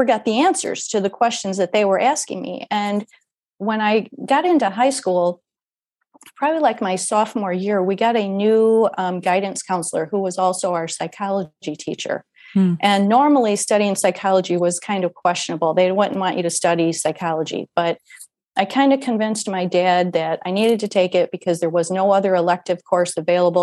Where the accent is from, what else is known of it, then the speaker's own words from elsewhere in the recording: Iowa, United States; where I went to school from fourth grade to 12th, I was in Iowa, small town in Iowa, a small rural town.